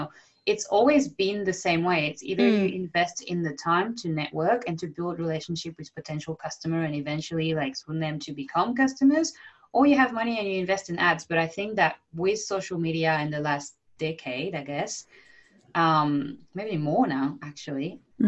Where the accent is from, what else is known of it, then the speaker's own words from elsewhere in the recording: France; accent: French; English is a second language; I'm just embracing the Frenchness now. Yeah. For so many years, I was like, oh, but my accent.